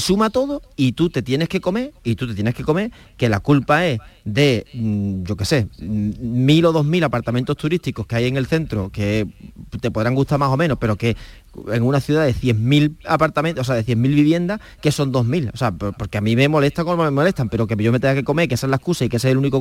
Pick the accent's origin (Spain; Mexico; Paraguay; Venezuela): Spain; Cádiz, Andalusia; yo soy de Cádiz